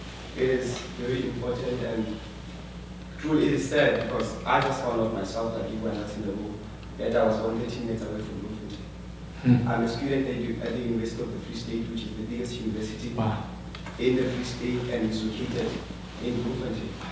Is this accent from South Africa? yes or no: yes; South Africa; as a South African citizen